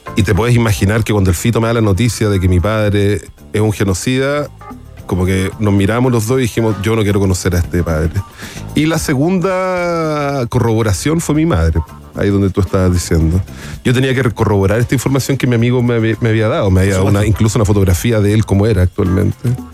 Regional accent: Chile; de Chile

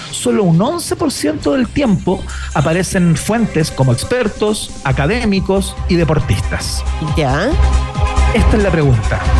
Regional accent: Chile; chile, soy chilena.

